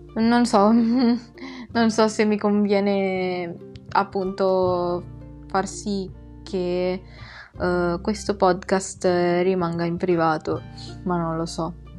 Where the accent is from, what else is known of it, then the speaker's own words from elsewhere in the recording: Philippines; now in Italy; sono nata nelle Filippine